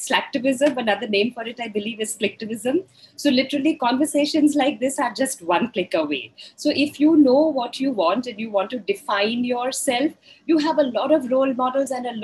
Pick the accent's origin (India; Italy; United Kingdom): India; I am female, I am maybe middle-aged, I am Indian